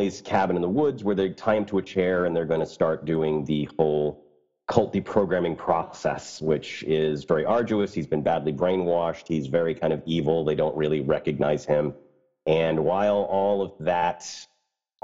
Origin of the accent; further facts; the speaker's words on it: United States; I'm American, but it's French Canadian